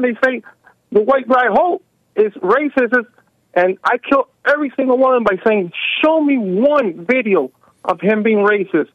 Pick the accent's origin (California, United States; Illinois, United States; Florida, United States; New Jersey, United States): Florida, United States; Miami; I'm born and raised in Miami, Florida